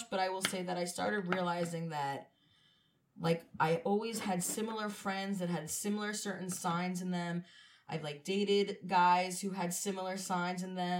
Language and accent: English; Cedarhurst, New York, United States; I'm from Cedarhurst, not to be confused with Lindenhurst, which is a completely different town, not even near it.